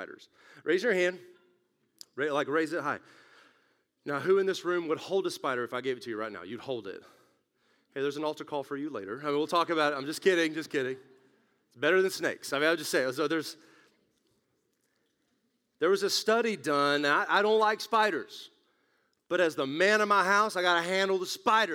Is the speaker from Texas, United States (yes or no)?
yes; West Texas, United States; moved away; when I grew up in West Texas